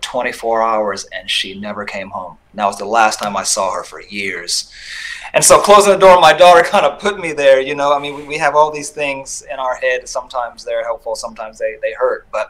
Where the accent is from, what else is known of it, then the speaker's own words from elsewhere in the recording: Los Angeles, California, United States; I was born in Los Angeles during the crack epidemic